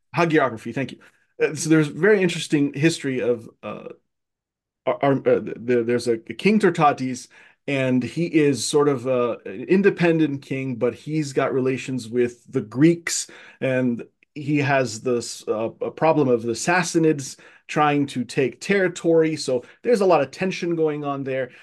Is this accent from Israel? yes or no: no; Cairo, Cairo Governorate, Egypt; moved away as an adult; now in United States; I was born, uh, and raised in Egypt, in Cairo, Egypt